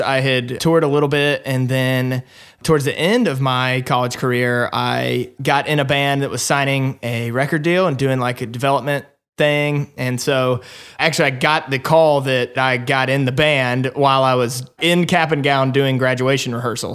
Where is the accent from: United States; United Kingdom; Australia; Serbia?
United States; Alabama; accent: twang; moved away as an adult; also born or lived in Nashville, Tennessee; I was born in Alabama. Probably you can hear some of that little twang still in my voice